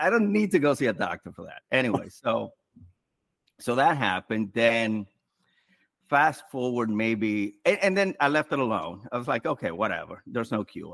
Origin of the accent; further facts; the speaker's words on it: New York City, New York, United States; I'm from New York City, from the Bronx specifically.